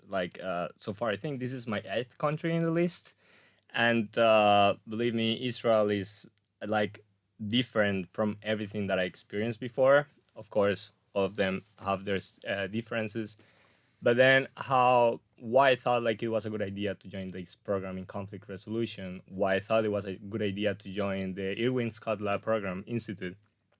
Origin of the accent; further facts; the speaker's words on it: Colombia; also born or lived in Spain / New Zealand / Australia / Vienna, Austria; So, well, first of all, like I'm Colombian, but I'm also Spanish. So okay. After I was born in Colombia, we moved to Spain. Eventually, we came back to Colombia.